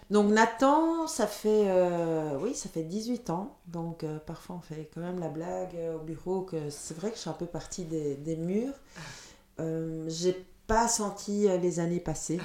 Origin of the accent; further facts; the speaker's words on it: Leuven, Flanders, Belgium; first language Dutch; French is a second language; also born or lived in Chile; j'ai grandi à Leuven, donc ma, ma, première langue est le néerlandais